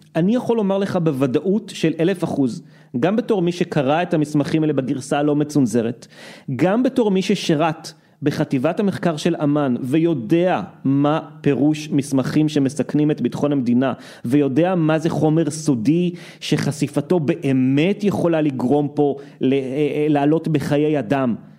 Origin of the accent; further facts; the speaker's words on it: Israel; אנחנו שגדלנו פה